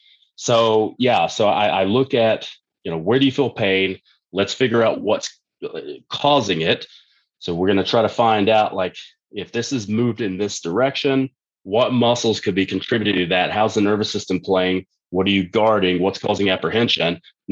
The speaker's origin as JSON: {"language": "English", "region": "Texas", "country": "United States", "tie": "born or raised there", "said": "when I was growing up in Texas, it was really common, like it is in most countries"}